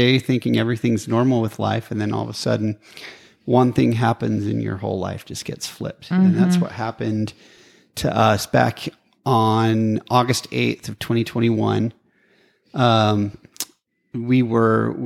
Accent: Preston, Idaho, United States; I grew up in Preston, and now we're both in each other's hometowns.

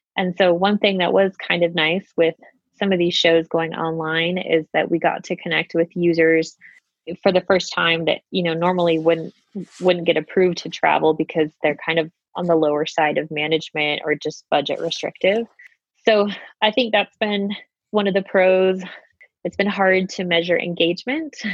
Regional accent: Utah, United States; I am a Utah native, born and raised in Utah

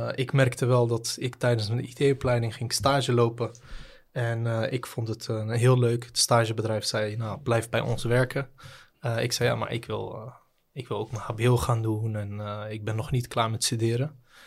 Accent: Rotterdam, South Holland, Netherlands; also born or lived in The Hague; now in Ridderkerk, Netherlands; opgegroeid, althans geboren in Den Haag. opgegroeid in Rotterdam-Zuid.

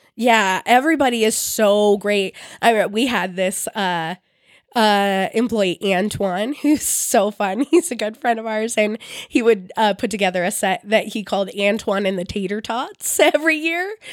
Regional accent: Bay Area, California, United States; I'm from the Bay Area.

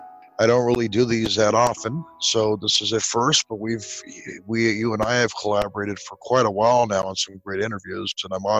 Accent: Southern California, United States; I grew up in Southern California.

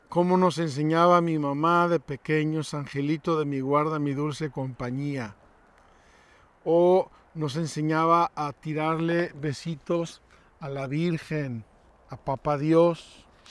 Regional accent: Mexico; Unos chiles que se hacen en mi tierra

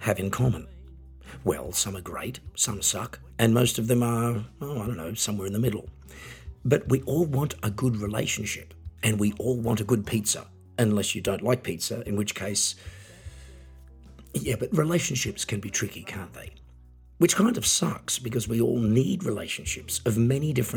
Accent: Australia; now in Germany; I'm an Australian singer, songwriter and piano entertainer, living in Germany

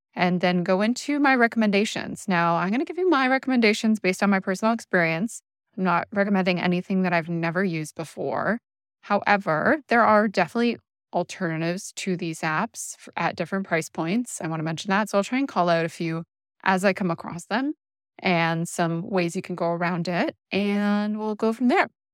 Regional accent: Canada; I'm Canadian.

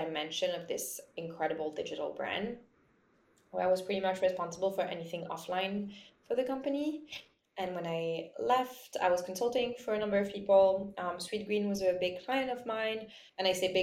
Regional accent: Lyon, Auvergne-Rhône-Alpes, France; moved away; I grew up in Lyon, which is in sort of the middle of France

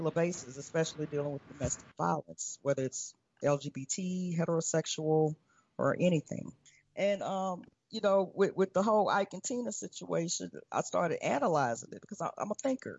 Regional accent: Louisiana, United States; moved away as an adult; now in Mexico; We are from Louisiana, so we're familiar with hurricanes

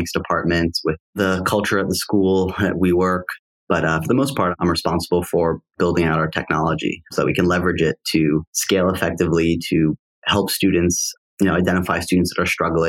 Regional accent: New York, United States; also born or lived in Wisconsin; I grew up in New York and I loved New York

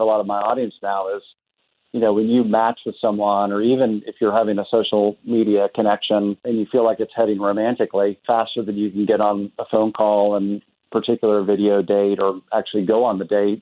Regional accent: Tulsa, Oklahoma, United States; I'm originally from Tulsa, so I was born and raised here in Tulsa

